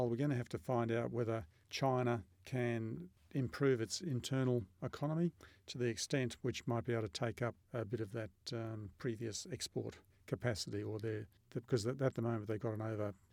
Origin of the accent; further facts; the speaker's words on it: Australia